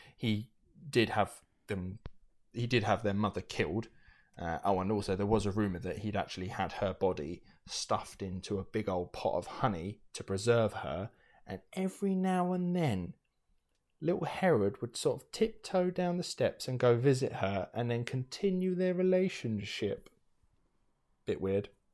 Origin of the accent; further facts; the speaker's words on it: United Kingdom; we are British